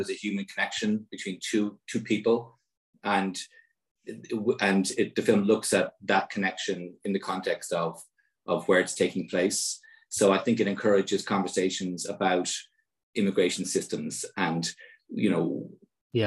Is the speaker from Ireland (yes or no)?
yes; Ireland; as an Irish citizen